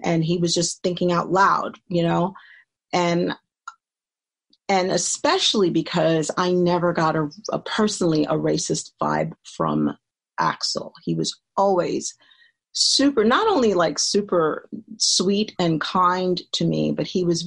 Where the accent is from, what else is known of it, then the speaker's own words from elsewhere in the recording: New York City, New York, United States; also born or lived in Brooklyn; I grew up in the Bronx and Co-op City